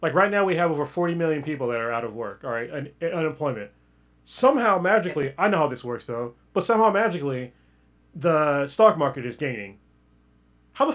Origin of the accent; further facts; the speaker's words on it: United States; All my cultural shit, it's all American.